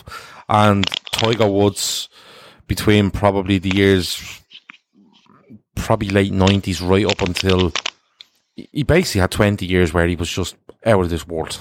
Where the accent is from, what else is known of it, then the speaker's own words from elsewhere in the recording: Ireland; we're Irish